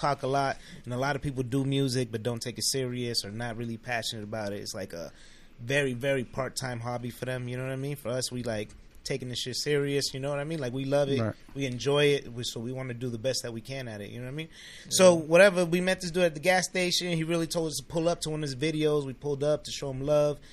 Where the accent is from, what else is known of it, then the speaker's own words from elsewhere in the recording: Boston, Massachusetts, United States; moved away; I'm from Boston